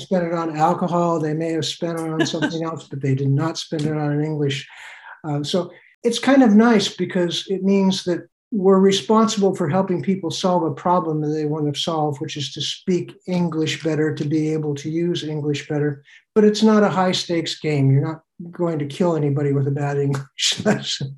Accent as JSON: {"language": "English", "region": "Oregon", "country": "United States", "tie": "born or raised there", "also_born_or_lived": "Togo / South Korea / Burkina Faso / Benin", "moved": "yes", "said": "I grew up on farms in Oregon"}